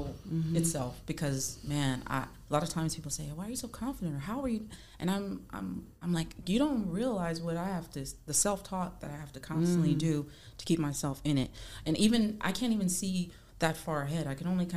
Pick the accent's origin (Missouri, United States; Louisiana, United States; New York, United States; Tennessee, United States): Louisiana, United States; across from New Orleans; also born or lived in California; I was born in California, but I was raised in Louisiana. Mm-hmm. So New Orleans, like right across from there.